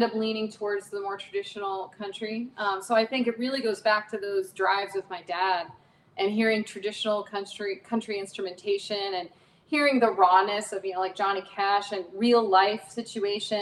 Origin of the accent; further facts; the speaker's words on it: Arizona, United States; also born or lived in Somerville, New Jersey; So I was raised in Arizona, but little known fact, I was born in New Jersey